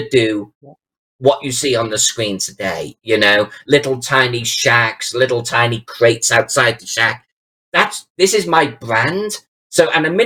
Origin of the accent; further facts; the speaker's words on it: Chester, North West England, United Kingdom; my hometown of Chester